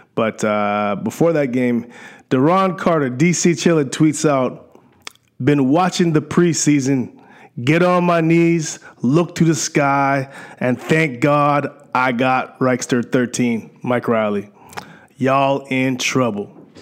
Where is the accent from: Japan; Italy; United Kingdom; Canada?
Canada